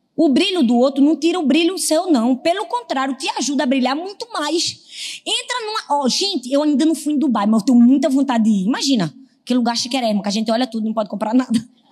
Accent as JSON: {"language": "Portuguese", "region": "Northeast Region", "country": "Brazil", "said": "eu sou nordestina"}